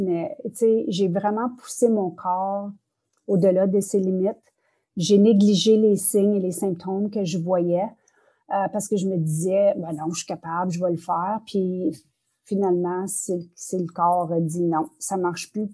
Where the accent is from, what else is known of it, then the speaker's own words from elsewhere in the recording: northern Ontario, Canada; first language French; je suis francophone du nord de l'Ontario